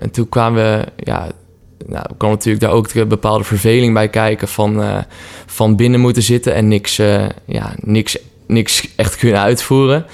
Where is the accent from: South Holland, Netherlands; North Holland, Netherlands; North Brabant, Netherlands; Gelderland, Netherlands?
Gelderland, Netherlands; Apeldoorn; now in Utrecht, Netherlands; we komen allebei oorspronkelijk uit Apeldoorn, waar we zijn opgegroeid